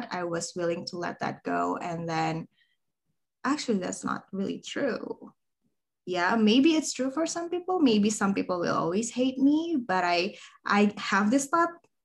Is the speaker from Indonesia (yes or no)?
yes; Indonesia; I am from Indonesia.